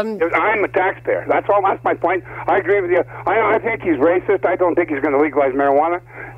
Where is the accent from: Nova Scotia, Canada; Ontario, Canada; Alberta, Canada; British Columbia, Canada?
Ontario, Canada; Windsor; now in Brampton, Canada; I'm from Windsor.